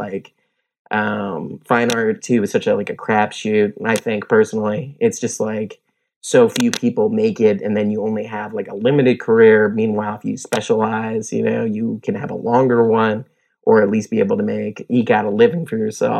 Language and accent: English; Virginia, United States; My dad is in the military, so I grew up in Virginia, and we moved around a bit when I was younger